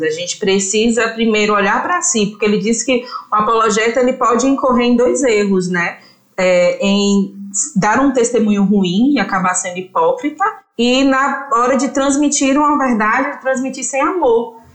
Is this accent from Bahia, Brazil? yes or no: yes; Tanquinho, Bahia, Brazil; also born or lived in Feira de Santana; estou gravando com vocês de Feira de Santana, mas eu sou de Tanquinho, né? É uma cidade que é do interior do interior do interior da Bahia